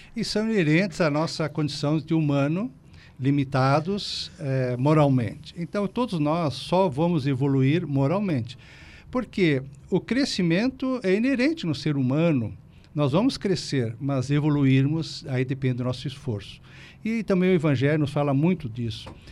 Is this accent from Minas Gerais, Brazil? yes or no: no; Rio Grande do Sul, Brazil; moved away as an adult; also born or lived in Porto Alegre; now in Criciúma, Brazil; volto para o Rio Grande do Sul para passeio